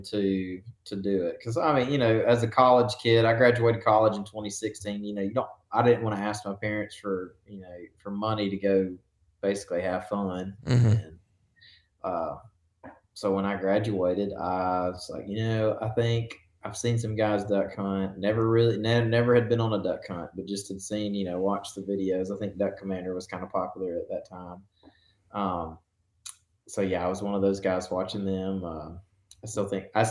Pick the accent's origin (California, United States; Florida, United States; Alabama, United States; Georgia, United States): Alabama, United States; Northeast; I'm from Northeast Alabama, which is where I still currently live.